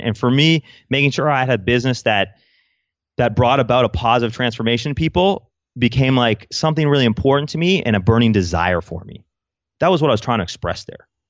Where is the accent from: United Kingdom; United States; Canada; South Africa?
Canada; I'm Canadian